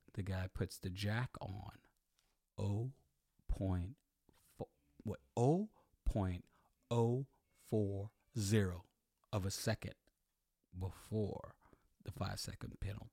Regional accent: United States; I'm American

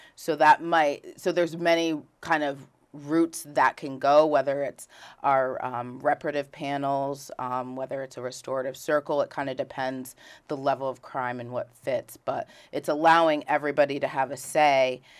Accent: Rutland, Vermont, United States; also born or lived in Philadelphia; I was raised in Rutland City, Vermont.

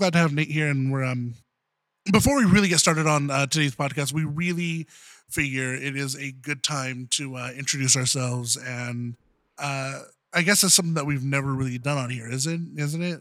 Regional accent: Southern California, United States; I'm from Southern, Southern California

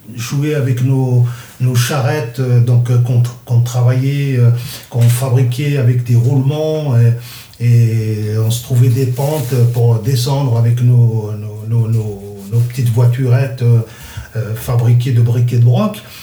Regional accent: Kabylie, Algeria; first language Kabyle; French is a second language; moved away; ma première langue, c'est ma langue maternelle, le kabyle. Et j'ai appris le français en deuxième langue.

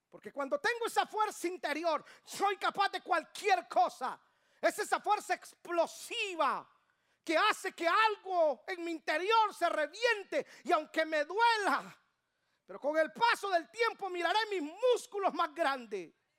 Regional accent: Guatemala; now in Atlanta, United States; De Guatemala

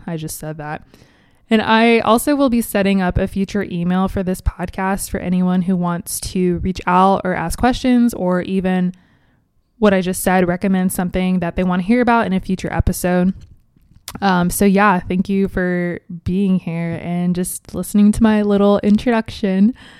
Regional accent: Cincinnati, Ohio, United States; moved away as an adult; now in Columbus, United States; born and raised in Cincinnati, Ohio

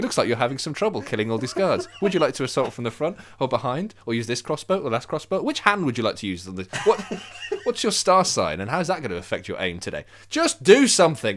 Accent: Birmingham, West Midlands, United Kingdom; I'm from Birmingham.

